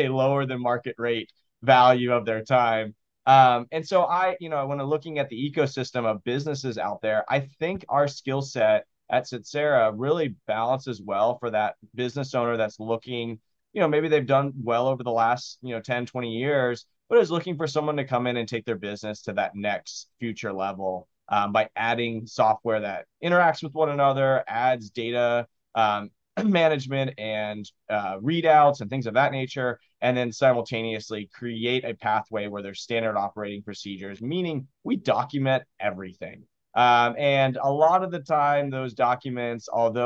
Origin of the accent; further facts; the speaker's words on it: Austin, Texas, United States; I am a first generation American born and raised in Austin, Texas.